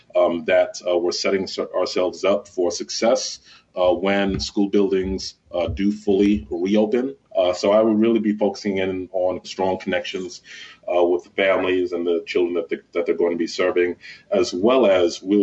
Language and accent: English; Mount Vernon, New York, United States; moved away as an adult; also born or lived in Washington, D.C. / Holmes County, Mississippi / Prince George's County, Maryland; I grew up in New York. In Mount Vernon